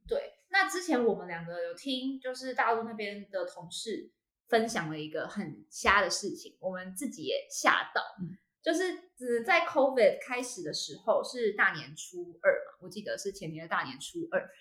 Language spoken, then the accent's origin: Chinese; Taiwan; also born or lived in United Kingdom